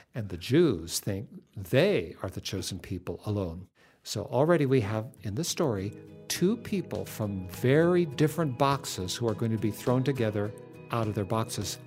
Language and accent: English; West Coast, United States; We grew up on the West Coast